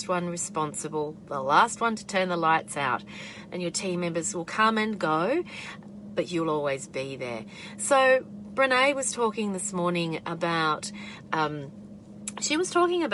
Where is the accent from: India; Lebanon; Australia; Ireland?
Australia